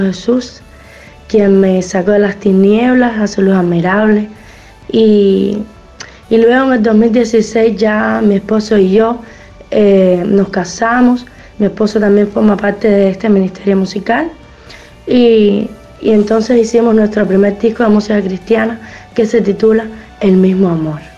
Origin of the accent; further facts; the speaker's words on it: Cuba; yo soy de Cuba